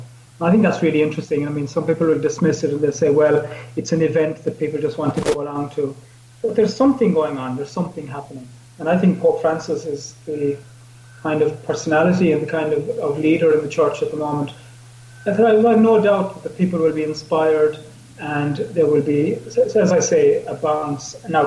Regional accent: Ireland

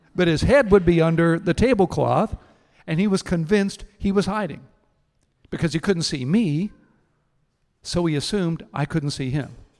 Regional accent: Houston, Texas, United States; I grew up in Houston

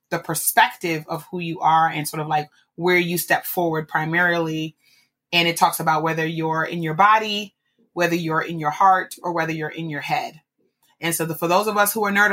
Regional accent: New York, United States; I'm a New Yorker

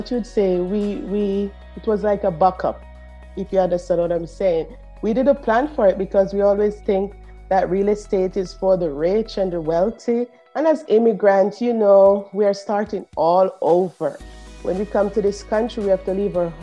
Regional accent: Jamaica; accent: Caribbean; moved away as an adult; now in Edmonton, Canada; If you hear that Caribbean accent, I'm from Jamaica. So I'm an immigrant to Canada for the past 7 years

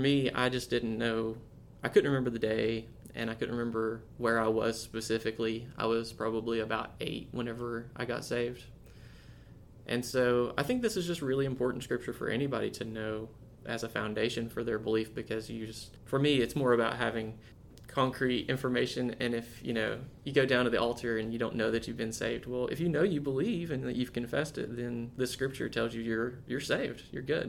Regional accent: East Tennessee, United States; I am from the Eastern Tennessee region

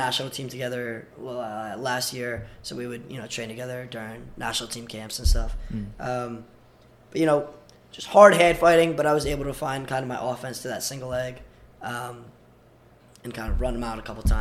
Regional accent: Long Island, New York, United States; moved away as an adult; also born or lived in Belarus / California / Queens, New York / Brooklyn, New York; now in Ithaca, United States; I grew up on Long Island

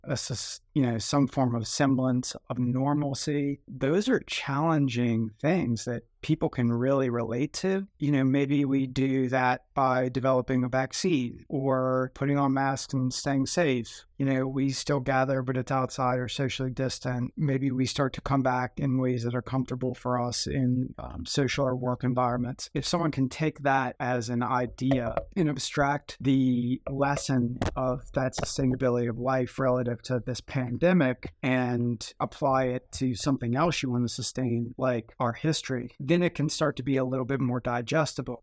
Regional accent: New Orleans, Louisiana, United States; growing up in New Orleans, there were a ton of those

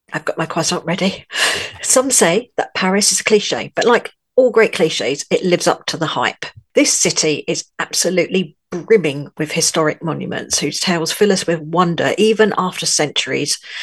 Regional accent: London, United Kingdom; moved away as an adult; now in France; I was, as you may be able to tell from my accent, born in London.

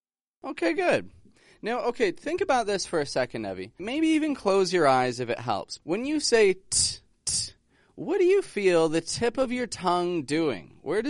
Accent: Toronto, Ontario, Canada; I'm from Toronto, Canada.

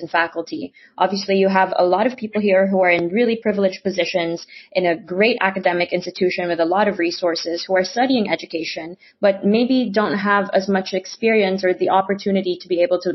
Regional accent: Philippines; now in United States; I grew up in the Philippines, and I went to an international school there.

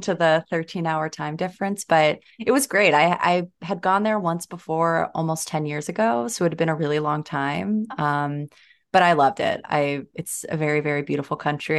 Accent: New Jersey, United States; I grew up in New Jersey

